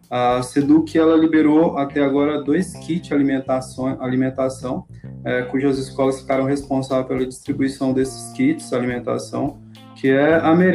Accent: Peixoto de Azevedo, Mato Grosso, Brazil; now in Alta Floresta, Brazil; na cidade de onde eu vim, que é Peixoto de Azevedo. É, estou morando aqui em Alta Floresta tem quatro anos.

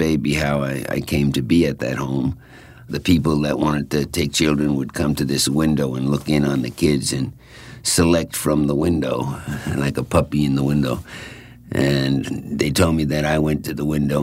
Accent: Babylon, New York, United States; also born or lived in Brooklyn, New York; We moved from Brooklyn to Babylon when I was in the third grade or second grade

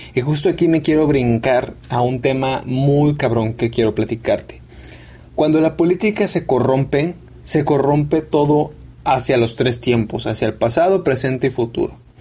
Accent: Mexico; yo soy mexicano

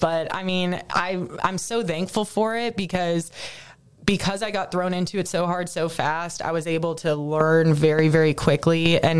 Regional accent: San Diego, California, United States; moved away as an adult; also born or lived in Beaumont, Texas; now in Charleston, United States; growing up in San Diego where nothing ever happens and it's 75 and sunny every day.

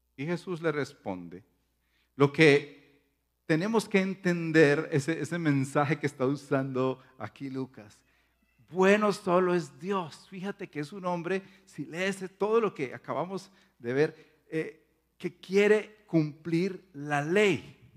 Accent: Paisa region, Antioquia, Colombia; está siendo paisa en este caso. Eh, ustedes saben que en nuestra cultura somos así exagerados

